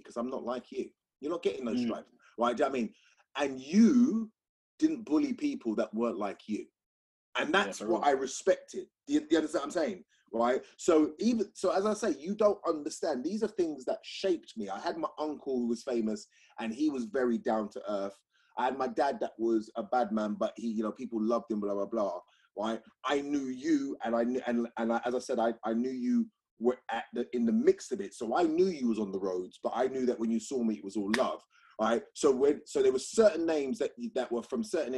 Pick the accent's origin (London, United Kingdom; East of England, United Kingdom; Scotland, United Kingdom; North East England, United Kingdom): London, United Kingdom; I'm from South London